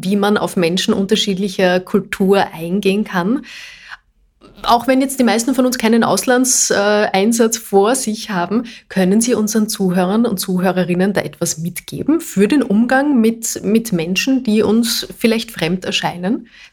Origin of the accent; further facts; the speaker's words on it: Austria; bei uns in Österreich